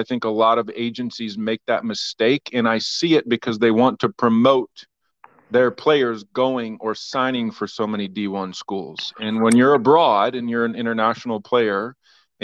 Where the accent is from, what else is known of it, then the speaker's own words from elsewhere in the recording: Ohio, United States; also born or lived in Jackson, Mississippi / St. Louis; now in Florida, United States; I grew up in Ohio and I'm a big Buckeye fan